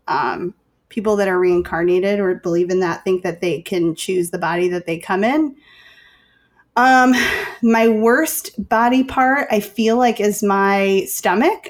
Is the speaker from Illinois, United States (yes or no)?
yes; Chicago, Illinois, United States; I'm from Chicago